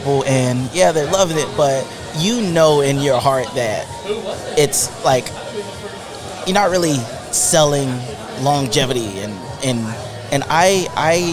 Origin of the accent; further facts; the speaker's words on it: South Carolina, United States; now in Texas, United States; I'm from South Carolina, so I'm not from Texas originally